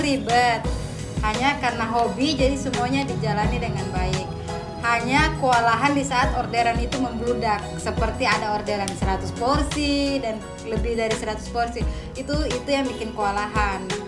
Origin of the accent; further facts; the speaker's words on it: Palu, Central Sulawesi, Indonesia; Asal saya dari Palu, Sulawesi Tengah